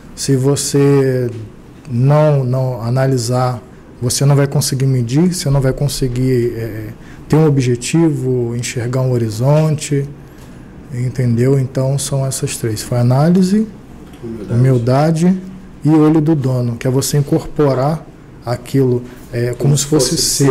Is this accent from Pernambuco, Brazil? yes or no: no; Ubá, Minas Gerais, Brazil; now in Rio de Janeiro, Brazil; eu sou de Ubar, né? Minha família ela vem de Minas e tudo. Não é, não é a pessoa de fora que está indo para lá, não. Eu estou retornando.